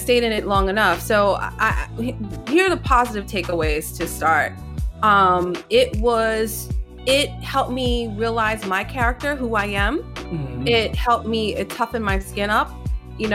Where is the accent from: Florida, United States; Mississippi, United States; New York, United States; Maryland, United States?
New York, United States; New York City; also born or lived in Queens / Manhattan; I was born in Queens, raised in the Bronx, went to school in Manhattan.